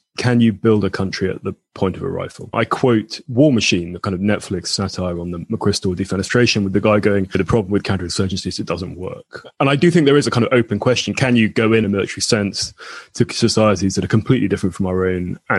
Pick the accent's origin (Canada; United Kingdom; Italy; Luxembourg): United Kingdom; also born or lived in United States; I am British, but I had a postgraduate Fulbright scholarship to the US